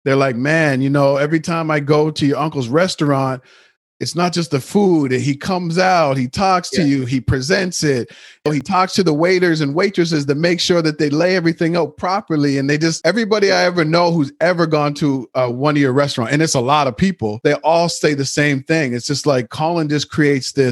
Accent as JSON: {"language": "English", "region": "Nova Scotia", "country": "Canada", "tie": "born or raised there", "said": "we grew up in Nova Scotia, Canada"}